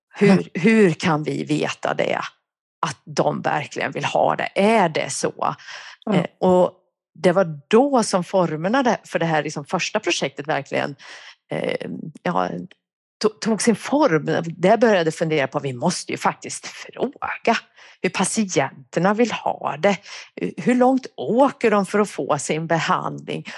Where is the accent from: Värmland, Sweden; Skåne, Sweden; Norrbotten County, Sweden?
Värmland, Sweden; accent: Värmland dialect; now in Uppsala, Sweden; jag kommer från Värmland. Det kanske hörs. Jag har bott i Uppsala i ja, över 30 år, men den där dialekten den försvinner tydligen inte